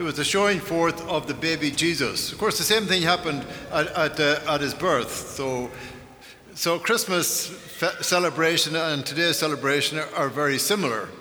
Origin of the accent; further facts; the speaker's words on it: Ireland; moved away; growing up in Ireland